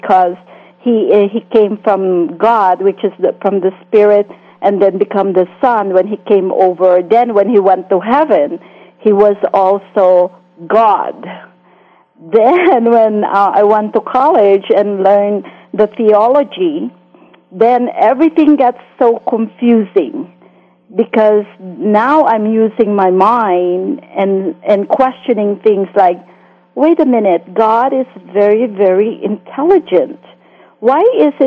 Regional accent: Philippines; moved away as an adult; now in United States; I grew up in the Philippines

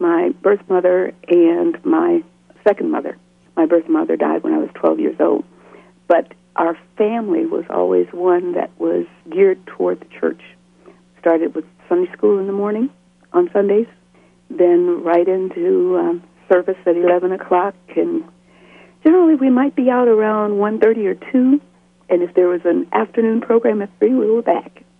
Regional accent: Muskegon Heights, Michigan, United States; moved away as an adult; also born or lived in Detroit, Michigan / Houston, Texas / New York / Eliot, Maine; now in Eloy, United States; I grew up in Muskegon Heights, Michigan, which was on the shores of Lake Michigan

